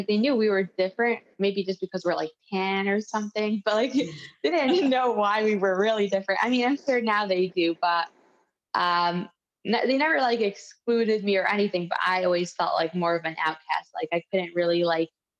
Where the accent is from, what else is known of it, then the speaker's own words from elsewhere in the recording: Cincinnati, Ohio, United States; also born or lived in Detroit, Michigan; I grew up in Cincinnati, Ohio